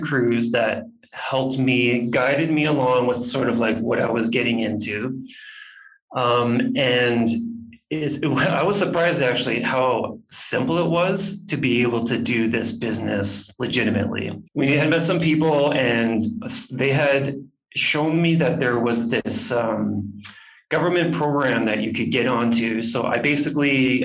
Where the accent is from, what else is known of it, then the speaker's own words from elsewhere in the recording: Swift Current, Saskatchewan, Canada; moved away as an adult; also born or lived in Banff, Alberta; now in Guatemala; my hometown in South Current, Saskatchewan